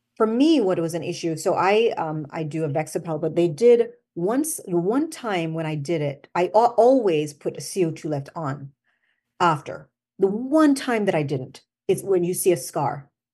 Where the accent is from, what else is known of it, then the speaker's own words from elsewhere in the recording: Jamaica; accent: Jamaican; moved away as an adult; also born or lived in Washington, D.C., United States / Albany, New York, United States; I was born here, but I went back to Jamaica when I was five, and I, so I went to school in Jamaica